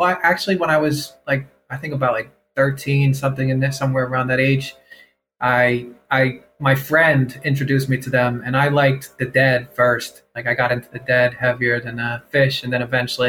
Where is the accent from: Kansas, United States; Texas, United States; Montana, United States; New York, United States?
New York, United States; Westchester; moved away; also born or lived in Chicago / New Hampshire; I'm from New York originally, like Westchester